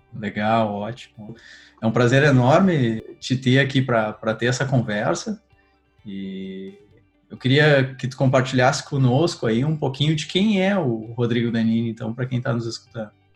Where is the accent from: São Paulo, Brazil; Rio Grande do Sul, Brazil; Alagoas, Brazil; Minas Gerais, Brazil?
Rio Grande do Sul, Brazil; sou do Rio Grande do Sul